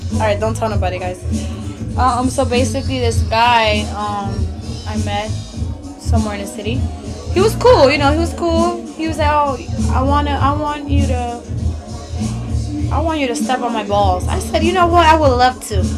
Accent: New York City, New York, United States

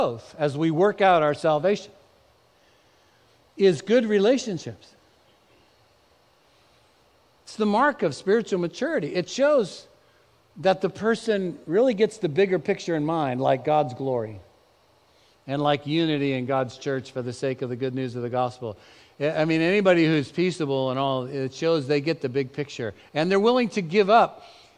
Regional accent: Bay Area, California, United States; also born or lived in Dallas; both Eve and I grew up in the Bay Area

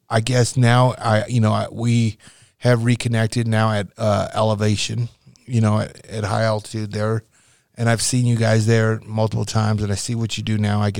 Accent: Nebraska, United States; you got to realize I came from Nebraska, right?

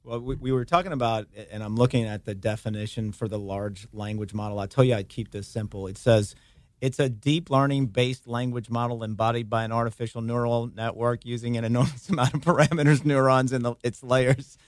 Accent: Hammond, Louisiana, United States; moved away as an adult; also born or lived in Birmingham, Alabama; now in Baton Rouge, United States; Been back here in Baton Rouge for the last almost three years now, but I grew up in Hammond, Louisiana

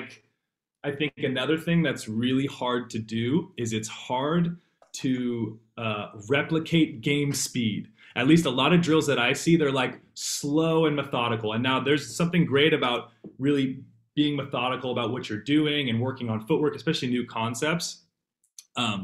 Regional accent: San Jose, California, United States; I'm from the Bay Area, from San Jose

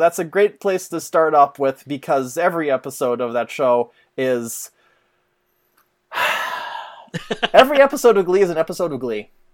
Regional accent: Canada; I am Canadian

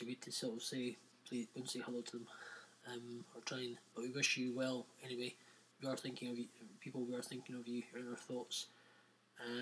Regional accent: Scotland, United Kingdom; also born or lived in Edinburgh; we are broadcasting from Edinburgh in Scotland, UK

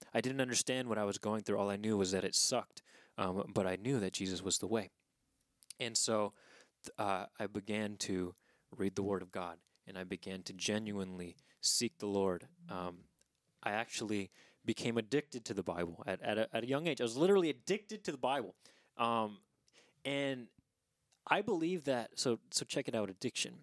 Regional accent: Southern California, United States; moved away; I was born in Southern California

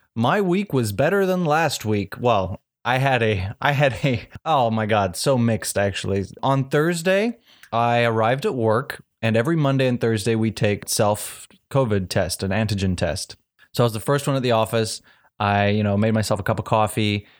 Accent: South Africa; I'm from South Africa

